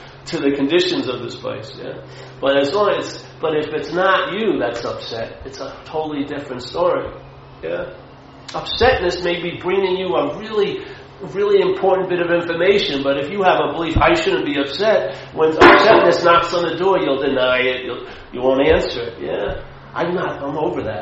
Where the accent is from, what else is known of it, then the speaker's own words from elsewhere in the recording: Long Island, New York, United States; I was brought up a Catholic in Long Island, Irish Catholic.